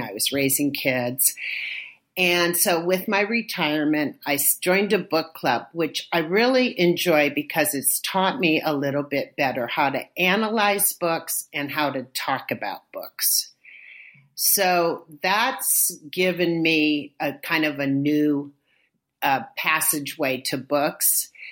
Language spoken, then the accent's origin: English; Inglewood, California, United States; moved away as an adult; now in Oakland, United States; I grew up in a little suburb of Los Angeles called Inglewood